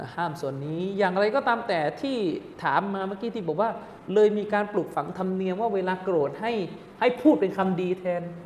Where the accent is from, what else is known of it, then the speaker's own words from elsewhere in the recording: Southern Thailand, Thailand; now in Bangkok, Thailand; เด็กใต้มาอยู่